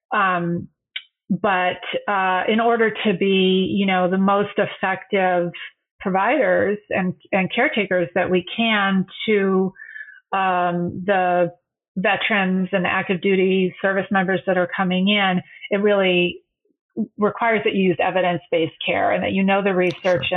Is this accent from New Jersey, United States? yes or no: no; Michigan, United States; moved away as an adult; I'm from Michigan.